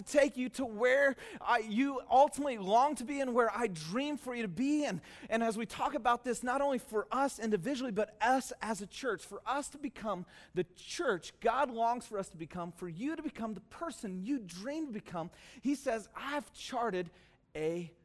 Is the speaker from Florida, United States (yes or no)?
no; Soquel, California, United States; I grew up in SoCal, just over the hill from here